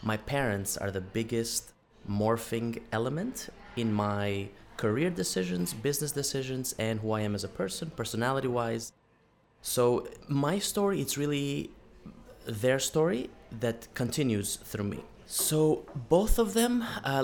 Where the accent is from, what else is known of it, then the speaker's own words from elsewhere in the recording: Albania; moved away; my home country of Albania